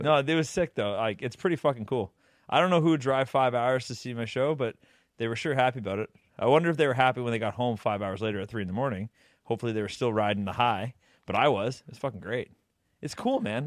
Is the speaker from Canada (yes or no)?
yes; Canada; We're from Canada.